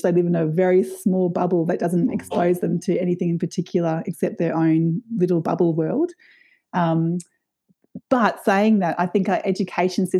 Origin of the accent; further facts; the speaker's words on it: Brisbane, Queensland, Australia; I grew up in Meanjin in Brisbane in a really vibrant suburb called Kurilpa, which is in West End.